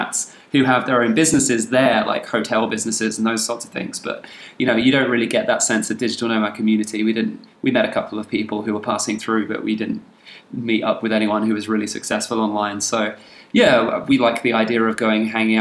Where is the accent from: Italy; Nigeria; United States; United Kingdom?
United Kingdom; England; moved away; also born or lived in Australia; I'm actually from England